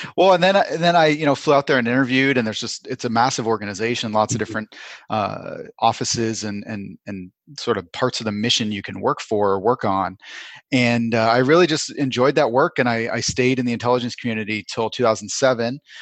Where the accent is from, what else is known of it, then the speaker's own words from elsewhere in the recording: Vermont, United States; also born or lived in Chicago; now in Southern California, United States; I grew up in Vermont, and I grew up on top of a mountain